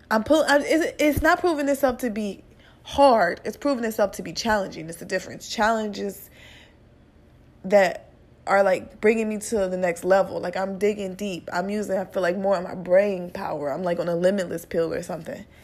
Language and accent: English; Midwest, United States; You know, he's from the Midwest. I'm from the Midwest.